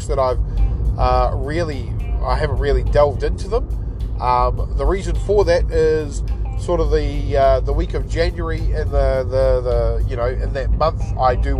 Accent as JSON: {"language": "English", "country": "New Zealand", "tie": "born or raised there", "said": "my experiences of growing up in New Zealand"}